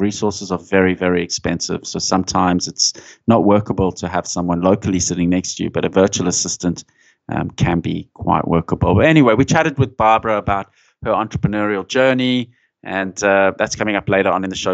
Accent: South Africa; moved away; I was growing up in South Africa and there was that environment in, in the eighties

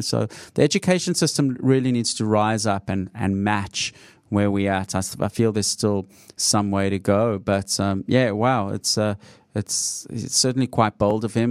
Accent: Australia; I'm an Australian coming to San Francisco

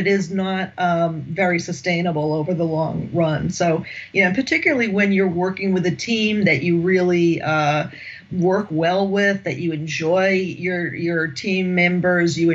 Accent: United States; accent: American; moved away as an adult; now in France; I'm American, as you can tell from my accent. I've been living in France since 2009

